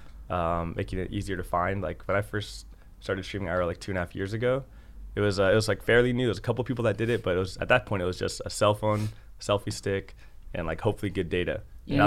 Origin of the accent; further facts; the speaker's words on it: Los Angeles, California, United States; moved away as an adult; now in Tokyo, Japan; I'm from Los Angeles, but I live in Tokyo right now.